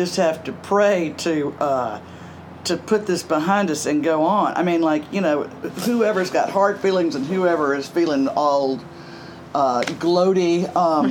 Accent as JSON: {"language": "English", "town": "Greenville", "region": "Mississippi", "country": "United States", "tie": "born or raised there", "also_born_or_lived": "New York", "moved": "as an adult", "said": "Greenville, Mississippi, my hometown"}